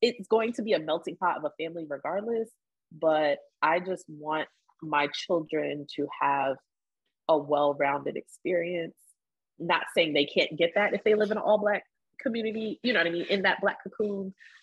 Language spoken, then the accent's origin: English; Delaware, United States; I grew up in Delaware.